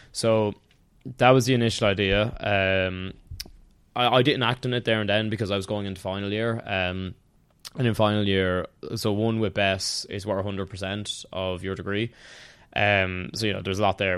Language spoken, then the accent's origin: English; Tullamore, Leinster, Ireland; moved away as an adult; now in Dublin, Ireland; I'm from County Offaly, um, from Tullamore more specifically. Uh, lived there until I was eighteen, then moved up to Dublin